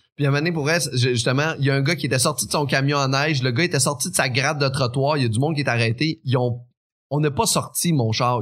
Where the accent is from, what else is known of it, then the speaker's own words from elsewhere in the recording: Quebec City, Quebec, Canada; moved away; also born or lived in Beauce; je viens de la région, fait qu'on est habitué de s'aider un l'autre